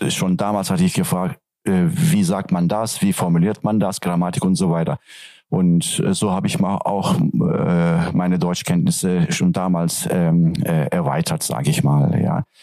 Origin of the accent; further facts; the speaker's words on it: Turkey; first language Turkish; German is a second language; Also Türkisch ist, wie gesagt, meine Muttersprache